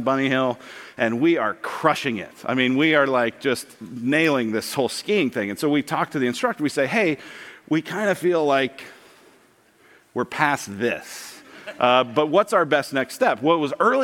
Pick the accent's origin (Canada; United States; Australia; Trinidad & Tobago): United States; Colorado; moved away; I grew up in Colorado